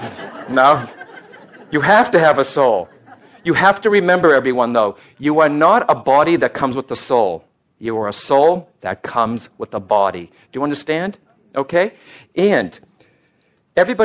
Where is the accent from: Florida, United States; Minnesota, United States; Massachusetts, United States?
Massachusetts, United States; Boston; I'm born an Irish-Italian Catholic from Boston